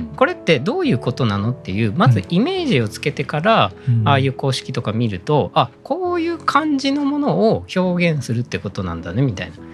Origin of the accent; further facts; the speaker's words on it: Shimonoseki, Yamaguchi, Japan; moved away; 私自身が山口県出身なんですけど